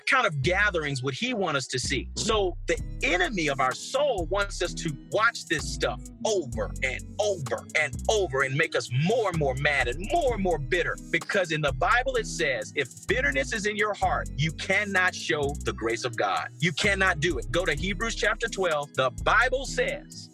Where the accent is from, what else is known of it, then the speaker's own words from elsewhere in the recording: Jackson, Mississippi, United States; I'm a black man who was born and raised in Jackson, Mississippi